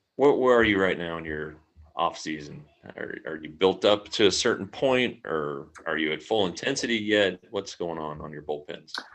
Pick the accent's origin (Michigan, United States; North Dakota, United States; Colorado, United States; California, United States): Colorado, United States; now in Tarrant County, Texas, United States; I'm from Colorado, so I know snow